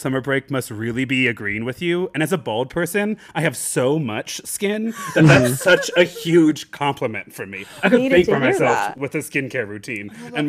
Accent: Nebraska, United States; I'm unfortunately from Nebraska.

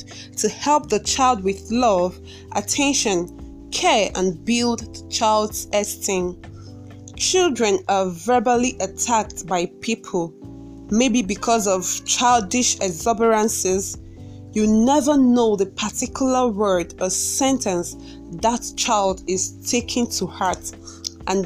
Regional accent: Awka, Anambra, Nigeria; I hail from Awka, Anambra State

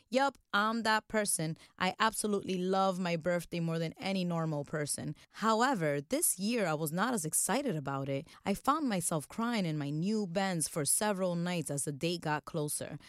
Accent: Dominican Republic; moved away; my home country, the Dominican Republic.

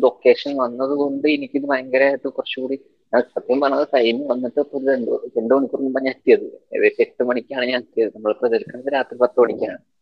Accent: Palakkad, Kerala, India; എന്റെ നാട് പാലക്കാടാണ്

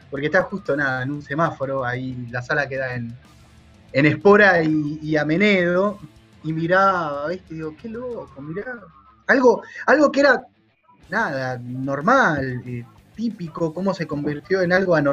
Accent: Longchamps, Buenos Aires Province, Argentina; por mí yo estoy en Longchamp, yo soy de Longchamp.

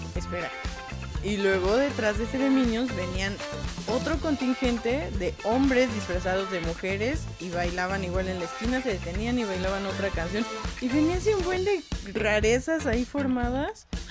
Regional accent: Mexico; de México

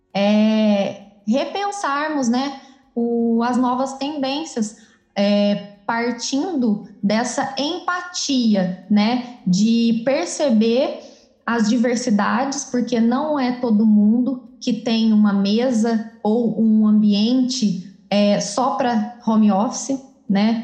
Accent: Campos Gerais, Minas Gerais, Brazil; moved away as an adult; now in Campinas, Brazil; sou mineira, né, sou natural da cidade de Campos Gerais e atualmente moro em Campinas, moro aqui já faz oito anos.

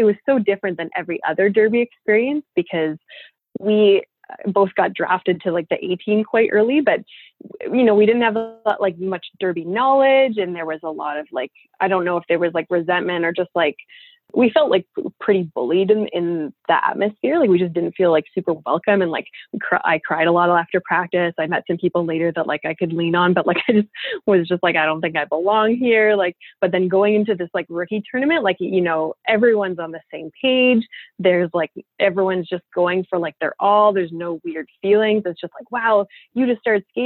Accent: Ottawa, Ontario, Canada; we're from Ottawa, so we also speak French.

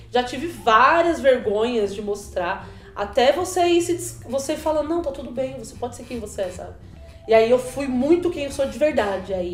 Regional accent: Bahia, Brazil; Sou baiana, né? Sou de Tabuna na Bahia, nasci na Bahia. E minha família fala alto, minhas tias falam alto, minha mãe fala alto.

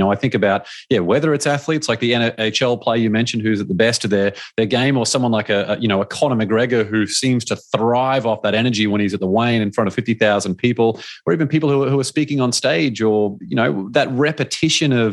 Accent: Australia; As an Australian

